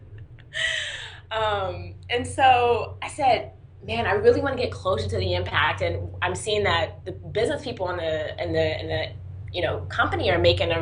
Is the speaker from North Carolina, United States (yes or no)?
yes; North Carolina, United States; also born or lived in Washington, D.C.; I was born in Washington, D.C., but moved to North Carolina pretty early on